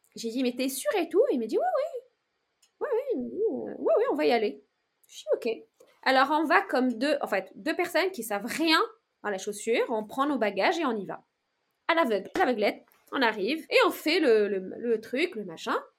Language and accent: French; Meknes, Fès-Meknès, Morocco; moved away as an adult; now in France; j'ai grandi au Maroc